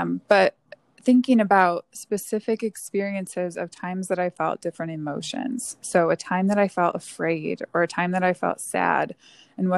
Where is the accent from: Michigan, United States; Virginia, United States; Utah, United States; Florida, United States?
Michigan, United States; Northern; I grew up in Northern Michigan in a small town